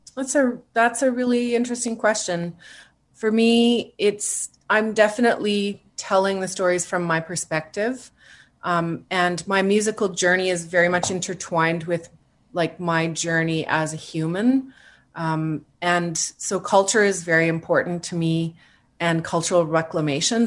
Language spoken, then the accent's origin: English; Yellowknife, Northwest Territories, Canada; moved away as an adult; also born or lived in Edmonton / Toronto / Vancouver; I was born and raised in Yellowknife